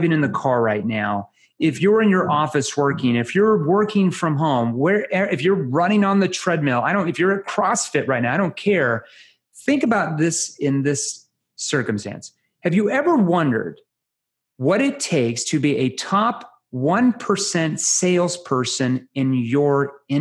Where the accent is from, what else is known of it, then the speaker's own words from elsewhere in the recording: Arkansas, United States; I'm from Arkansas